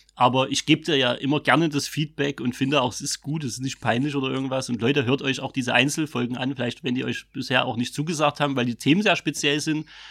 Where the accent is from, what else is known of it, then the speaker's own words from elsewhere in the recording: Vogtland, Saxony, Germany; accent: Vogtländisch; dann schlägt so das Vogtländische bei mir aus.